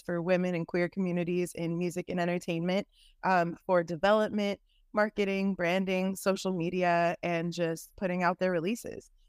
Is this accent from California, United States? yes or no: yes; San Francisco, California, United States; now in Los Angeles, United States; I am from San Francisco, California, and Bay Area. I am currently in Los Angeles.